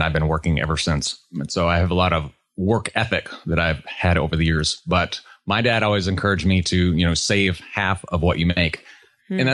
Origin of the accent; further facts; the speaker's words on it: New England, United States; moved away as an adult; also born or lived in Georgia; now in Texas, United States; I grew up in New England, small country town